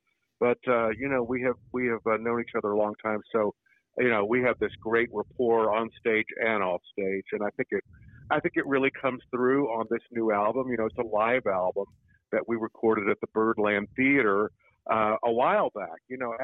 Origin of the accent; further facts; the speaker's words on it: Houston, Texas, United States; now in New York City, United States; We know each other from Texas. We're both from Texas. I'm from Houston, and Jim's from Dallas. And back in the 80s, we both had vocal groups that we were doing, working in nightclubs, you know, down in Texas and in that whole region.